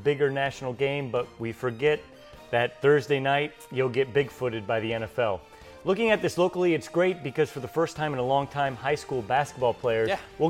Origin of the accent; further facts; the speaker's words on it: Carroll County, Iowa, United States; growing up in Carroll County in the 80s